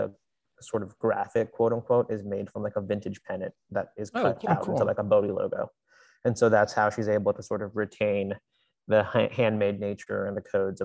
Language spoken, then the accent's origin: English; Virginia, United States; moved away; I'm from Virginia